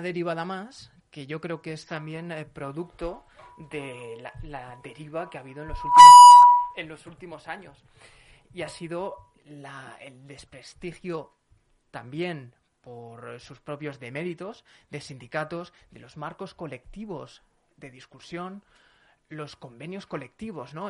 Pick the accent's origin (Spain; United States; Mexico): Spain; Zaragoza, Aragon; soy de Zaragoza